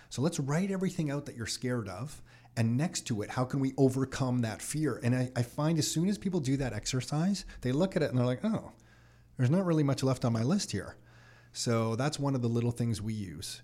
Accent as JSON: {"language": "English", "town": "Mississauga", "region": "Ontario", "country": "Canada", "tie": "born or raised there", "also_born_or_lived": "Toronto", "said": "grew up Burnhamthorpe and Dixie"}